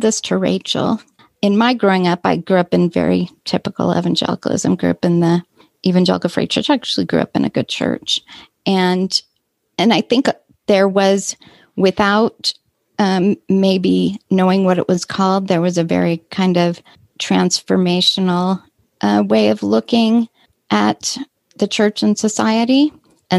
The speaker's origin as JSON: {"language": "English", "region": "Southern California", "country": "United States", "tie": "born or raised there", "said": "I grew up in Southern California"}